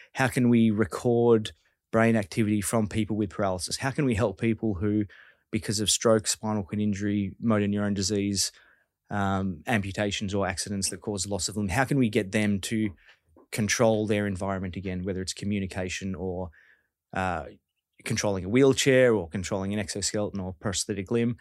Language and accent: English; Victoria, Australia; I'm from Victoria